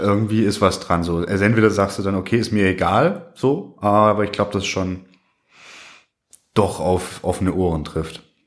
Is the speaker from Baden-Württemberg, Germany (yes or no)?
yes; Swabia, Baden-Württemberg, Germany; ich bin aus dem Schwabeländle